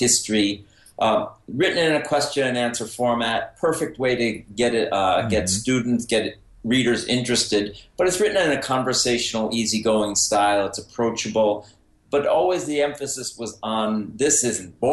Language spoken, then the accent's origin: English; Mount Vernon, New York, United States; I was a reader from the time I was a kid growing up in Mount Vernon, New York, just outside New York City in Westchester